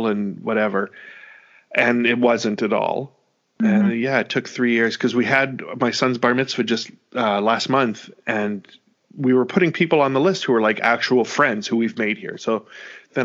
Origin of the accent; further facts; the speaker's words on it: Canada; moved away as an adult; now in United States; as a Canadian